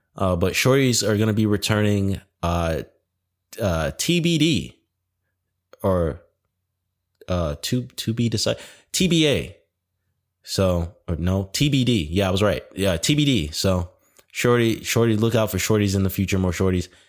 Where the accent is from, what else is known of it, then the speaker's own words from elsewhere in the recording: Detroit, Michigan, United States; moved away; lived in Detroit. I was born in Detroit.